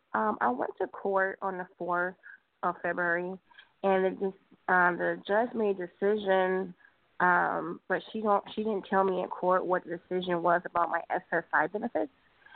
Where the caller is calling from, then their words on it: California, United States; I'm calling from California.